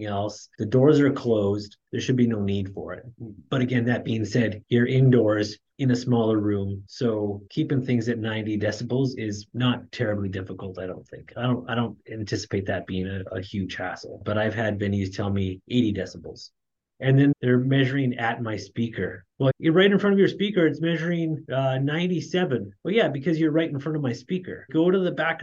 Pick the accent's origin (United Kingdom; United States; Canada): Canada; my wife and I, we were both born and raised in Canada